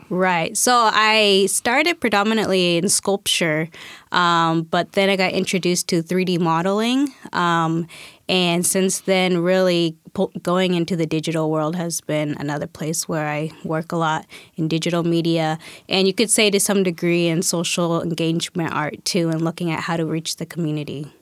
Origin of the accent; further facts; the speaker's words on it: Spokane, Washington, United States; also born or lived in Guatemala; I was adopted, um, by family in Spokane, Washington